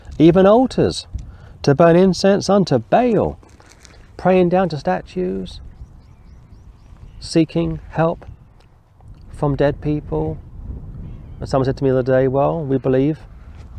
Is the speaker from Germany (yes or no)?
no; London, United Kingdom; I was born and raised in London